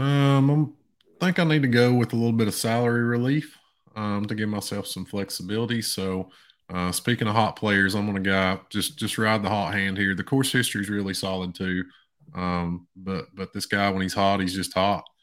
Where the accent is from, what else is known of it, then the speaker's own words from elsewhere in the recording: East Tennessee, United States; my hometown, a tiny little town in East Tennessee